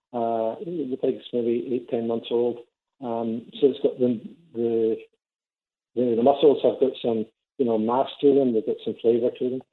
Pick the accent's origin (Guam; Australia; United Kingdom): United Kingdom; Scotland; now in St. Catharines, Canada; I'm Scottish